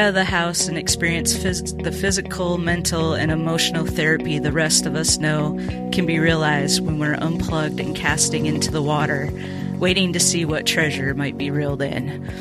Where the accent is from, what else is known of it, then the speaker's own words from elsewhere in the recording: Minnesota, United States; I grew up in Minnesota